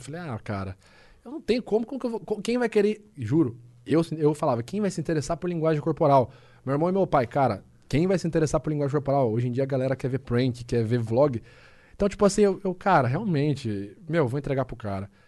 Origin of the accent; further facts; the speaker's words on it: Rio Claro, São Paulo, Brazil; moved away as an adult; lá na minha cidade, lá em Rio Claro